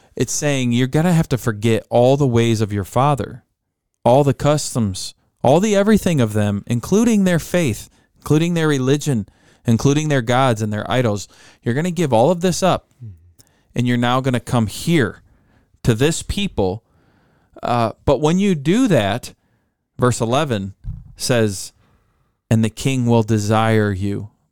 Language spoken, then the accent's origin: English; United States; Growing up in America